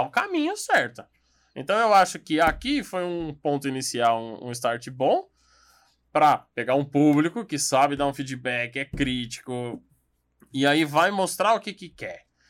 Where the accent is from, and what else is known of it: São Paulo, Brazil